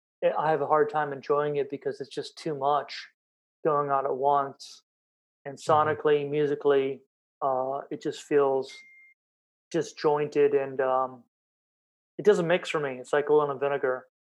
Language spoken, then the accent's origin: English; North Carolina, United States; growing up in North Carolina, it was one of the times I did live in the United States, and I did get some history drilled into me. Like, I know North Carolina state flag, flower, bird.